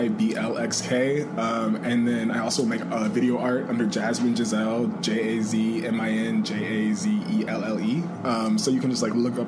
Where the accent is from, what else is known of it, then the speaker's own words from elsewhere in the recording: Los Angeles, California, United States; also born or lived in Connecticut / Pasadena; no, we're from L.A.